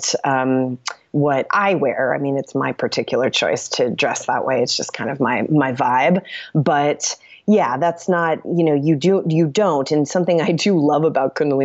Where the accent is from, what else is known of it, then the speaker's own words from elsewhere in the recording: East Coast, United States; also born or lived in New York City; now in Los Angeles, United States; I'm from the East Coast.